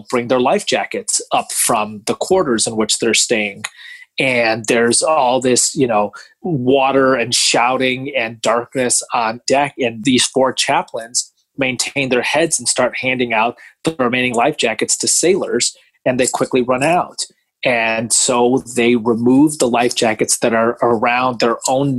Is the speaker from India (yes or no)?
yes; Mumbai, Maharashtra, India; now in United States; I was born in Mumbai